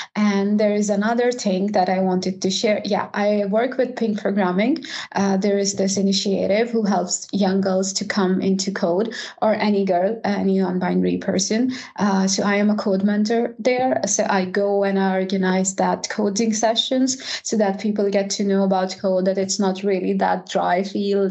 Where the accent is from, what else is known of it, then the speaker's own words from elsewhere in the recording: Pakistan; now in Sweden; I am from Pakistan and now I am a tech lead at Volvo Cars